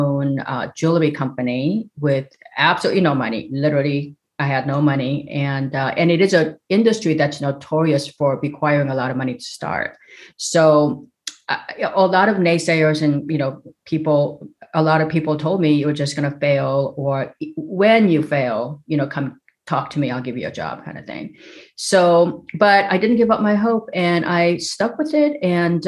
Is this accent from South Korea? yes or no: yes; South Korea; now in United States; I grew up in South Korea. And came to America